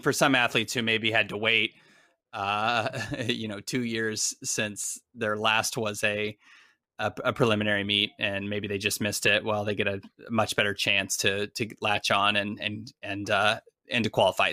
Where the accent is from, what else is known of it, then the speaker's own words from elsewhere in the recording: United States; accent: American; I am an American